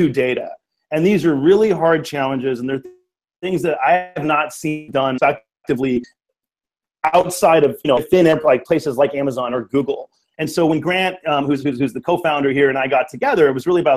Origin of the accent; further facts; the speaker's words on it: Richmond, California, United States; I grew up here in the Bay Area in the East Bay in Richmond